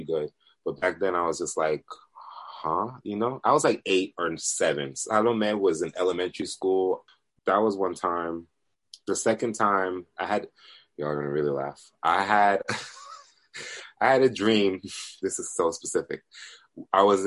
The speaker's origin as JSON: {"language": "English", "country": "Honduras", "said": "we're Latinos, so by the way, I'm from Honduras, we're all Central American here"}